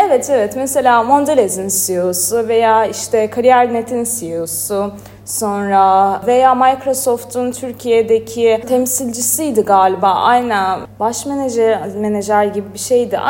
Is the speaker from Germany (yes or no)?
no; Azerbaijan; moved away as an adult; now in Istanbul, Turkey; Azerbaycan doğumluyum. Zaten İstanbul'un da ilk senem